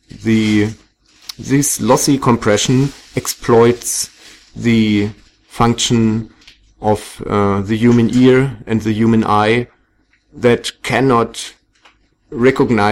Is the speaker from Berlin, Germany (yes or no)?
yes; Berlin, Germany; I come from Berlin in Germany